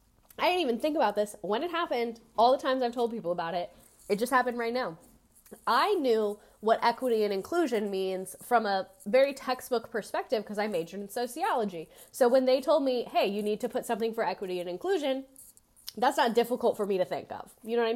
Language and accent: English; Pennsylvania, United States; born there; moved away as an adult; I was born in Pennsylvania, but chose to complete my bachelor's degree in England.